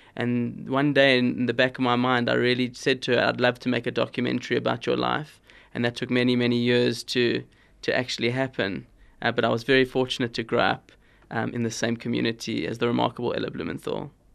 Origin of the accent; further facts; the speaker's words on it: Cape Town, Western Cape, South Africa; I grew up in Cape Town